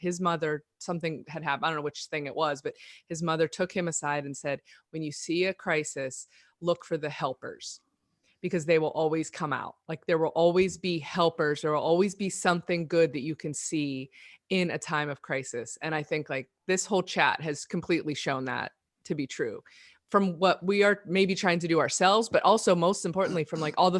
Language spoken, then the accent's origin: English; Pittsburgh, Pennsylvania, United States; He was in Pittsburgh, which is where I grew up too.